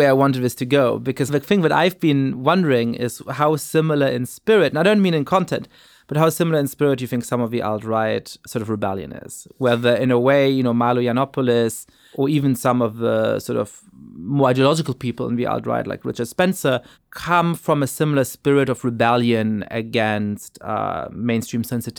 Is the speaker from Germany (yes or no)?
yes; Germany; I grew up in Germany, born to Polish parents. I was Jewish, which made it complicated in various ways whether I belonged in Germany.